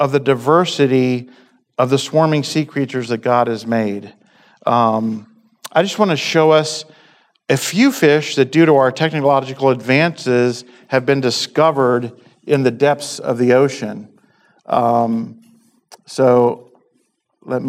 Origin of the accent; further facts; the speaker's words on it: East Coast, United States; moved away; so I grew up on the East Coast